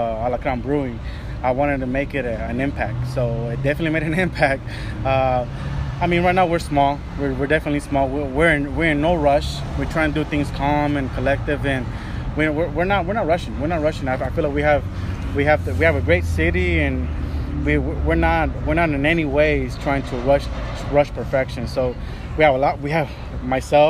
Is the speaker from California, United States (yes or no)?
yes; Long Beach, California, United States; also born or lived in Durango, Mexico / La Mirada; I was brought here at age 3. So basically I was not born and raised, but I was raised in the city of Long Beach.